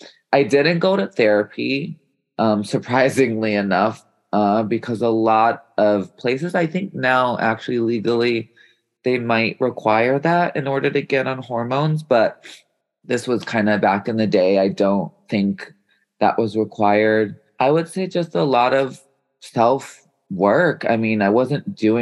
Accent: Chicago, Illinois, United States; I grew up in Chicago

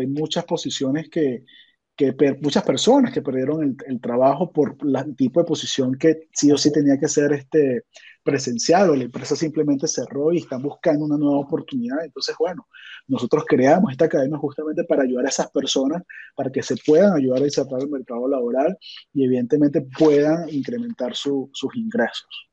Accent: Venezuela; yo soy de Venezuela

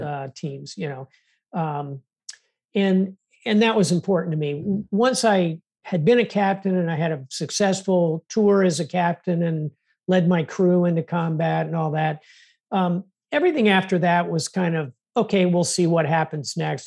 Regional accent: South Florida, United States; I was born in South Florida

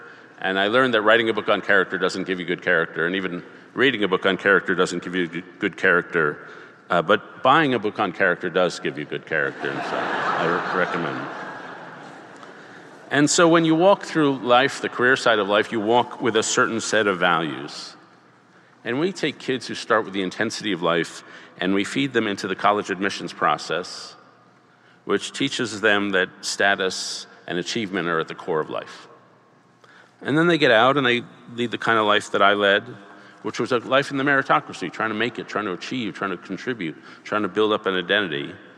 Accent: New York City, New York, United States; I grew up in Greenwich Village in the 60s to somewhat left-wing parents.

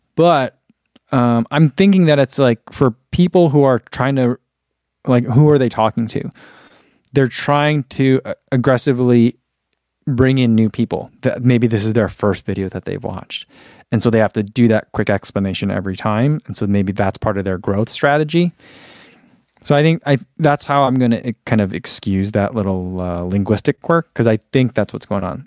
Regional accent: United States

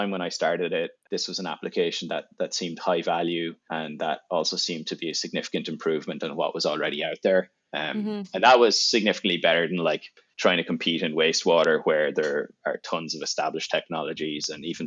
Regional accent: Ireland; moved away as an adult; now in United States; I'm from Ireland. I grew up there.

